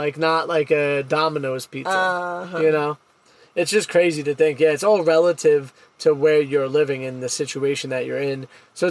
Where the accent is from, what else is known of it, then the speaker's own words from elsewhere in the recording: United States; Me being the American in this relationship